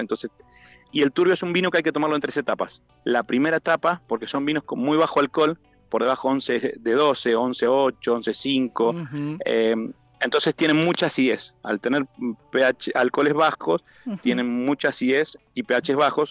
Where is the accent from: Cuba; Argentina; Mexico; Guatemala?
Argentina; Buenos Aires; moved away as an adult; soy de Buenos Aires